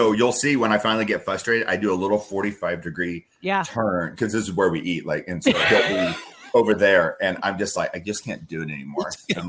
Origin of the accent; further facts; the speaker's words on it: South Dakota, United States; well, I'm from South Dakota, and like, you know, we were up there in the north in the plains, and it was 1,000,000,000 degrees below zero